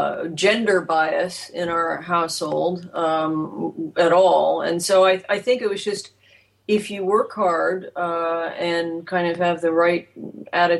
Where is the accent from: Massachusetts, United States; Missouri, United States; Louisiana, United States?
Missouri, United States; Kansas City; I grew up in Kansas City